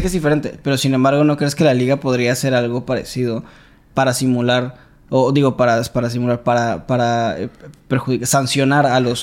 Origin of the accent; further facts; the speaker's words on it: Veracruz, Mexico; nosotros somos jarochos